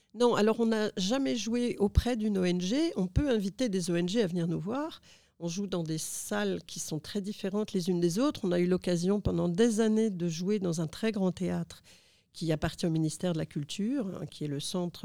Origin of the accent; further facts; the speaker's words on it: Lille, Hauts-de-France, France; now in Phnom Penh, Cambodia; mon adolescence où j'ai grandi à Lille